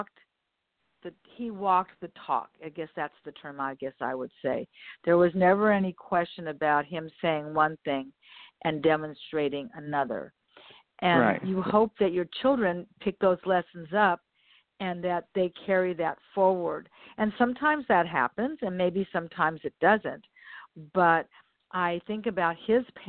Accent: Los Angeles, California, United States; I was born and raised here in Westchester. Community within Los Angeles. I've always lived here

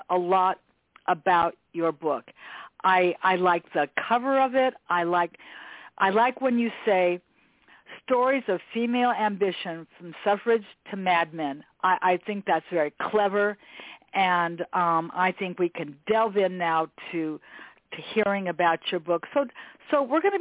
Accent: West Coast, United States; For those of us who were born and raised on the West Coast

